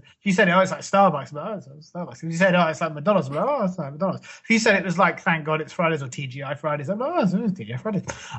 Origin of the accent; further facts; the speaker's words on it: England, United Kingdom; I'm English